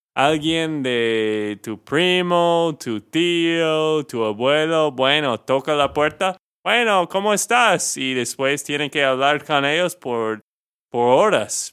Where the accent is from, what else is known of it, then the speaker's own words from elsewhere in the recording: Texas, United States; de Texas, Estados Unidos